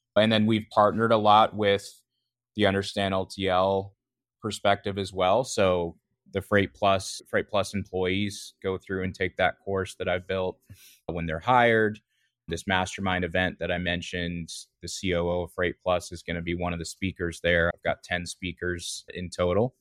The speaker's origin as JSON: {"language": "English", "area": "near Vancouver", "region": "British Columbia", "country": "Canada", "tie": "born or raised there", "moved": "as an adult", "lives_now": "North Carolina, United States", "said": "I actually grew up in Western Canada, close to Vancouver in, in British Columbia"}